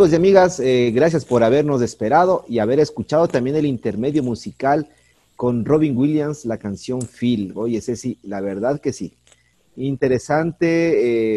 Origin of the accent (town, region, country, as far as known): Ecuador